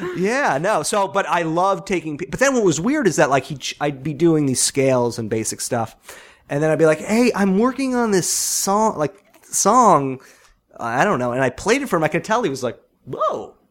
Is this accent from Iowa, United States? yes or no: no; Long Island, New York, United States; moved away; I grew up, I'm from Long Island